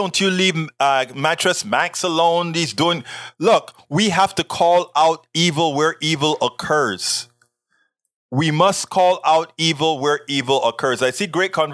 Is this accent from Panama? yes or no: yes; Panama; English is a second language; moved away; I am from Panama. I grew up homophobic, sexist